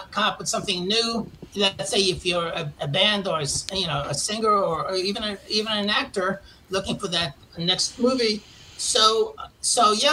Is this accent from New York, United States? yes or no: yes; New York, United States; moved away as an adult; if you can't tell from my accent, I'm from originally from Queens, New York